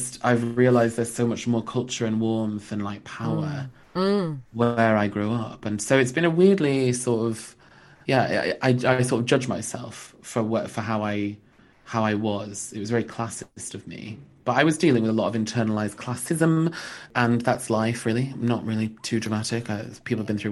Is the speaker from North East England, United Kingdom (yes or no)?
no; Lancaster, North West England, United Kingdom; moved away; I grew up just outside of a place called Lancaster in the northwest of England